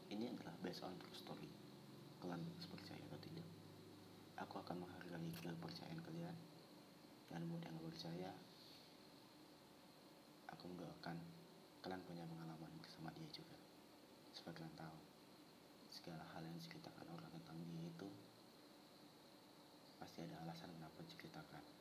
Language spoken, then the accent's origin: Indonesian; Aceh, Indonesia; moved away as an adult; now in Yogyakarta, Indonesia; Aku lahir dan besar di Aceh sih Lalu pada tahun 2018 aku merantau ke Jogja Untuk menimba ilmu